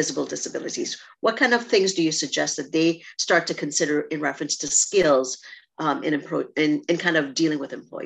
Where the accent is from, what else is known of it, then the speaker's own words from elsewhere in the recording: Trinidad & Tobago; moved away; I'm from Trinidad or, you know, growing up in a rural spot